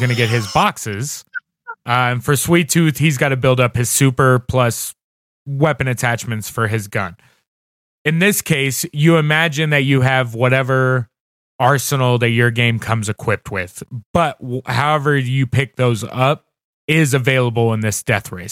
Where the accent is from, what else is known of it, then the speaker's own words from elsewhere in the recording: Indiana, United States; moved away; I'm originally from Indiana